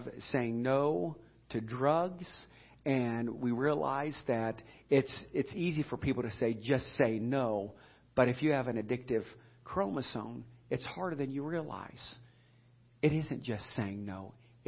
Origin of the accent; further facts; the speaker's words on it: Edinburg, Ohio, United States; we grew up in Edinburgh, Ohio